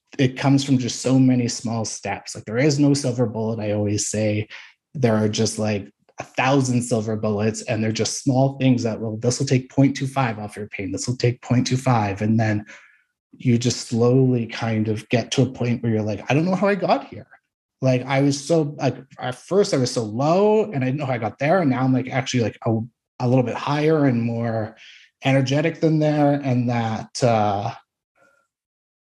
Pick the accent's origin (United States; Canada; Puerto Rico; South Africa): Canada; Saskatchewan; born or raised there